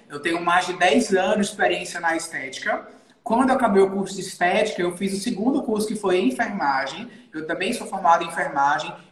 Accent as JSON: {"language": "Portuguese", "town": "Natal", "region": "Rio Grande do Norte", "country": "Brazil", "tie": "born or raised there", "said": "Eu sou aqui de Natal, Rio Grande do Norte. A minha clínica é aqui. Eu sou nascido e criado aqui em Natal."}